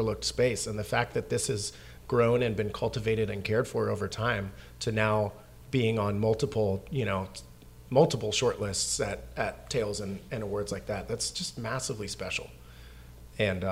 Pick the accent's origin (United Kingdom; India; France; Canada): Canada; now in Seattle, United States; I'm an immigrant from Canada.